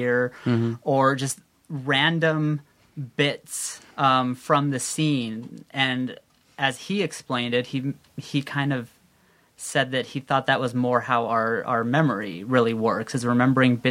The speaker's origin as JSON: {"language": "English", "town": "San Jacinto", "region": "California", "country": "United States", "tie": "born or raised there", "said": "my hometown, which is San Jacinto, California"}